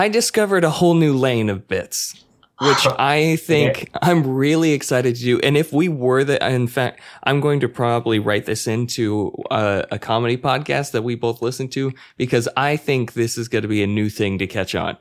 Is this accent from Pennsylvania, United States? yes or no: no; Utah, United States; I'm white boy from Utah